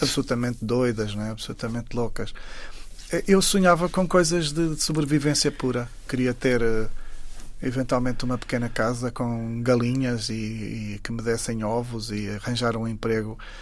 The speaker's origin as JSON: {"language": "Portuguese", "town": "Saurimo", "region": "Lunda Sul", "country": "Angola", "tie": "born or raised there", "moved": "yes", "said": "Saurim, que é exatamente a terra onde eu nasci"}